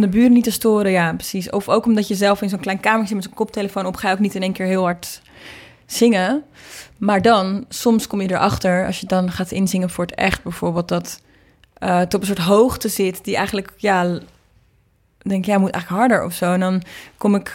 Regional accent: Marken, North Holland, Netherlands; mijn ouders zijn een paar jaar geleden weggevaard van Marken, waar ik ben opgegroeid

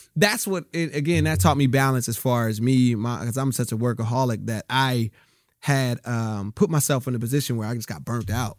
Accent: Rialto, California, United States; also born or lived in Bellflower, California / Compton, California; I grew up in Rialto, California

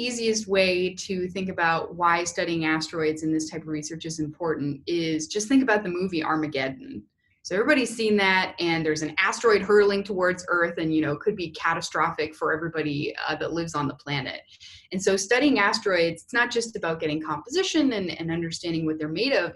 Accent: Canada; moved away as an adult; also born or lived in Houston, United States; now in Indiana, United States; I'm actually originally uh, from Canada and did my undergraduate degree up there and then moved down to uh, the US for grad school

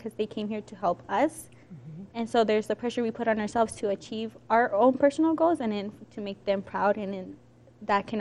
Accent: Arapahoe County, Colorado, United States; I'm 18, and I'm from Arapahoe County

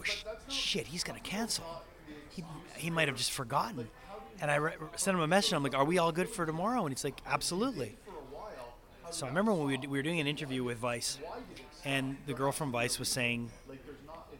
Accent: Montreal, Quebec, Canada; I'm from Montreal

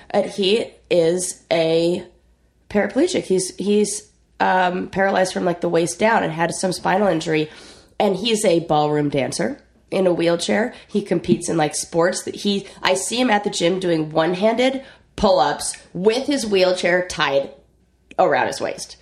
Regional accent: Orange County, Southern California, United States; I grew up in Southern California

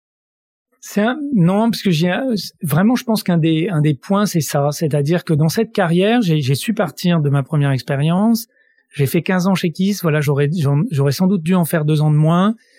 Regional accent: Grenoble, Auvergne-Rhône-Alpes, France; now in Paris, France; je suis grenoblois

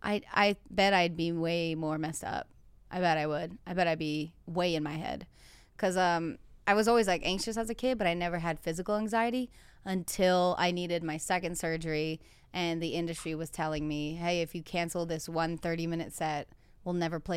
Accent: New England, United States; That's like me because I'm from New England, slapping a bag of wine with a beanie on and a scarf.

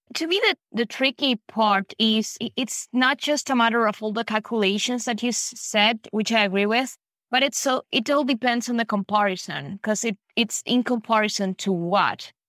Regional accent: Buenos Aires, Argentina; I'm from Buenos Aires, Argentina.

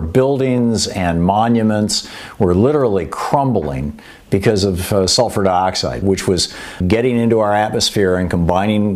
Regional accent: Michigan, United States; moved away as an adult; I grew up in Michigan. I, I, I, was born there and I, and I lived there for uh, 28 years. I left in 1978

